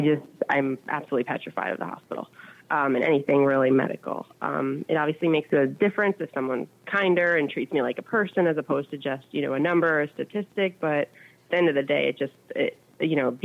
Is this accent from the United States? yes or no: yes; New York, United States; I'm from New York